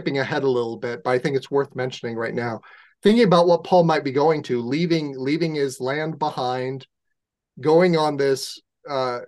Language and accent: English; San Diego, California, United States; I grew up in San Diego